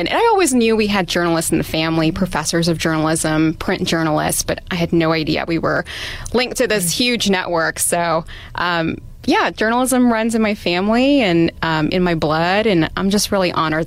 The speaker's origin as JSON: {"language": "English", "region": "Indiana", "country": "United States", "tie": "born or raised there", "also_born_or_lived": "Pakistan / Washington, D.C.", "accent": "drawl", "second_language": "English", "said": "growing up in Indiana, I was often the first Muslim that people would meet."}